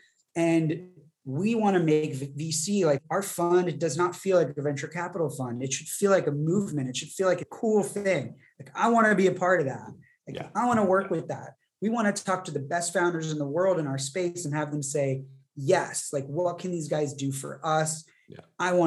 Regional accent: Santa Barbara, California, United States; my hometown here in Santa Barbara

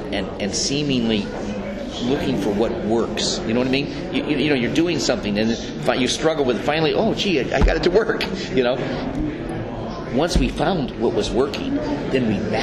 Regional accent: Beverly Hills, California, United States; When I was a kid, growing up in Beverly Hills

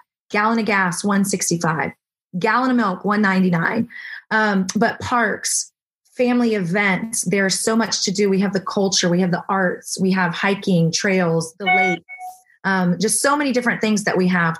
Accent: Florida, United States; now in Texas, United States; I'm not from Texas. I'm from Florida

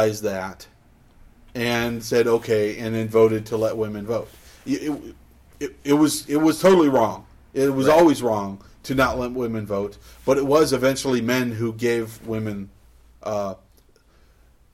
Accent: Clovis, United States; growing up in Clovis

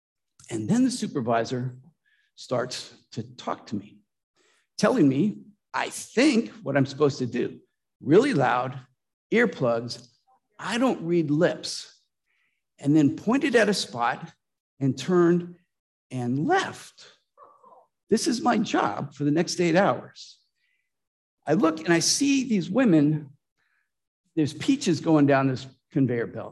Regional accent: Lodi, California, United States; moved away; I grew up in Lodi, Central Valley of California

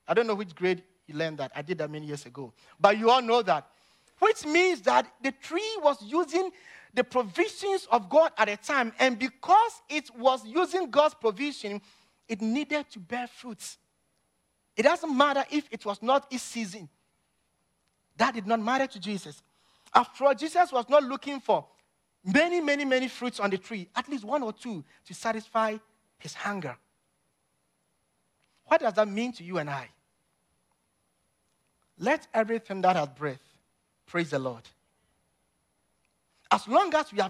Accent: Ghana; moved away; growing up in Ghana as a little boy

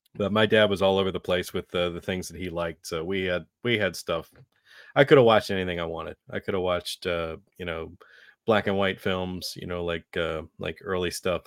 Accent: Carlisle, Pennsylvania, United States; I grew up in the Carlisle, Pennsylvania area

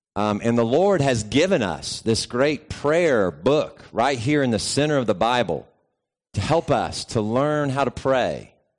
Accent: West Virginia, United States; moved away; also born or lived in Georgia; I grew up in West Virginia

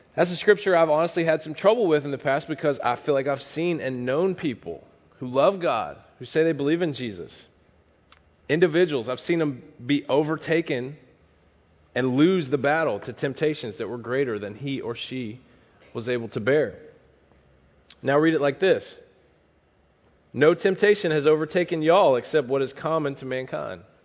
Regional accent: the South, United States; moved away; I'm from the South

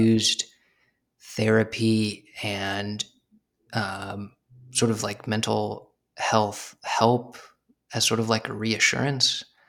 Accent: Arizona, United States; moved away as an adult; also born or lived in New York; I'm from Arizona

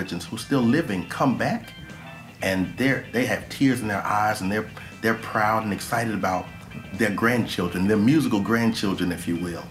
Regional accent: Memphis, Tennessee, United States; I grew up in South Memphis

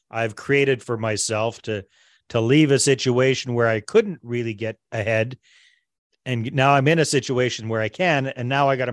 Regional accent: Canada; also born or lived in Costa Rica; I immigrated from Canada to Costa Rica and lived down there for 10 years.

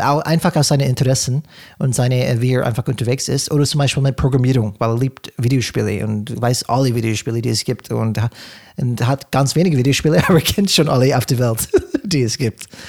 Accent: California, United States; German is a second language; moved away; ich komme aus Kalifornien.

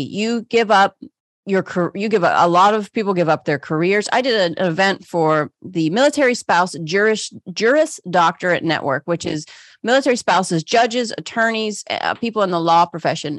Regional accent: Pittsburgh, Pennsylvania, United States; moved away; I grew up in Pittsburgh.

